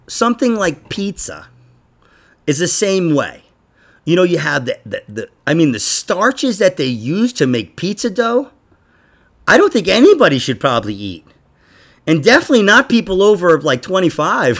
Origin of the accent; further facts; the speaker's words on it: New York, United States; I'm from New York